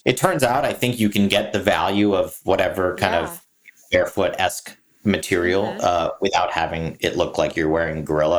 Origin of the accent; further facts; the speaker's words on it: Singapore; moved away; I grew up in Singapore.